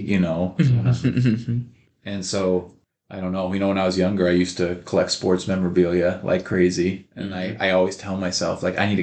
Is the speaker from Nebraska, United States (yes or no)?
yes; Odell, Nebraska, United States; also born or lived in Beatrice, Nebraska; now in McCool Junction, United States; growing up in Odell, Nebraska